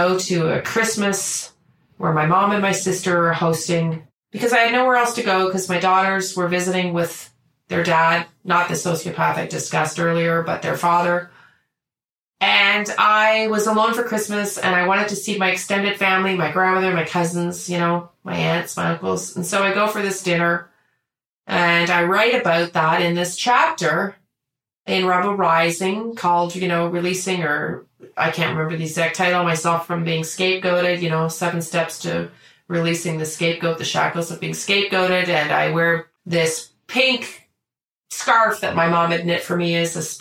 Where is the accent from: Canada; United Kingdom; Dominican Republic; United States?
Canada; we're Canadian